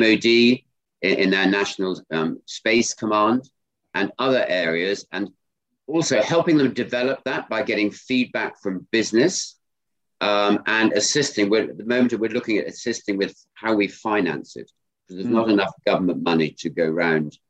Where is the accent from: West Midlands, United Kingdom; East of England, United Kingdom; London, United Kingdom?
West Midlands, United Kingdom; Ludlow; We grew up in Ludlow in Shropshire on a farm